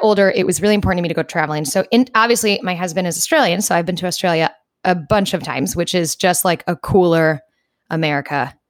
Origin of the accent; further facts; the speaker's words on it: New York, United States; I said, "New York."